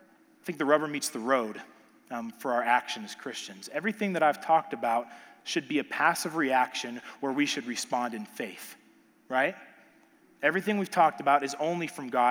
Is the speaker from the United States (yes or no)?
yes; Texas, United States; I'm from Texas.